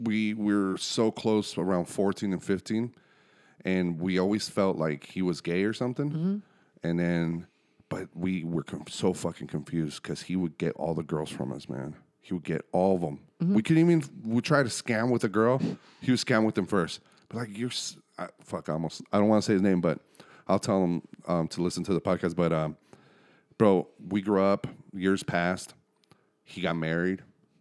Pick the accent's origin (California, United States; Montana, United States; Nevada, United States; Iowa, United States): Nevada, United States; Reno